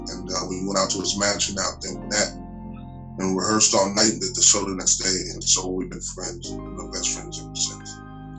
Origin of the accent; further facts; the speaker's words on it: Oklahoma City, Oklahoma, United States; now in Atlanta, United States; I am from Oklahoma City.